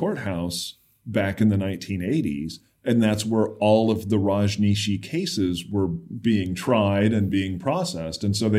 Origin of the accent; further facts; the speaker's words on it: Oregon, United States; I grew up in Oregon, and I grew up in Oregon in the 1980s.